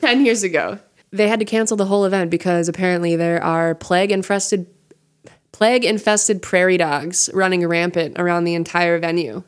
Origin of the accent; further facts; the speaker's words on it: Montana, United States; I'm from Montana